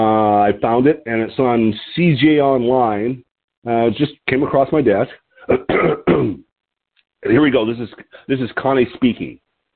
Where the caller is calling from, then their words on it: Lompoc, California, United States; I'm your host today, and I'm calling from Lompoc, L-O-M-P-O-C, Lompoc, California, which sits 54 miles north of Santa Barbara on the California Central Coast.